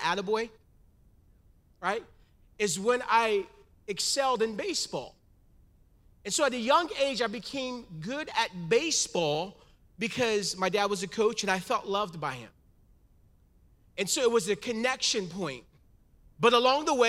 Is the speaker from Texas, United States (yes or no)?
no; Stockton, California, United States; now in Vacaville, United States; Me and my wife were born and raised in Stockton, California.